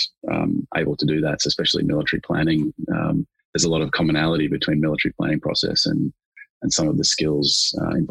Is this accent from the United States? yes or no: no; Australia; as an Australian